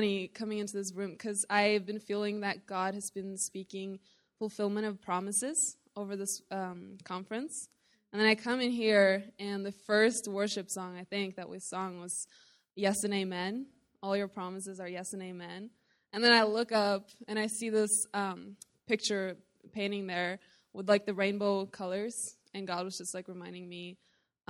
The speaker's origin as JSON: {"language": "English", "country": "Norway", "said": "I am from Norway"}